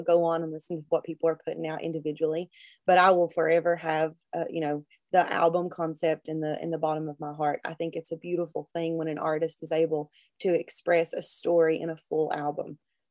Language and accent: English; Logan, West Virginia, United States; I was in Logan, my hometown, Logan County, West Virginia